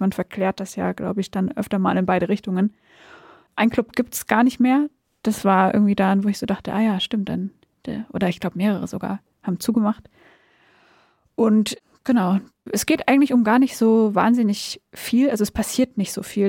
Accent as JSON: {"language": "German", "town": "Backnang", "region": "Baden-Württemberg", "country": "Germany", "tie": "born or raised there", "moved": "as an adult", "lives_now": "Berlin, Germany", "said": "ich komme aus Südwestdeutschland"}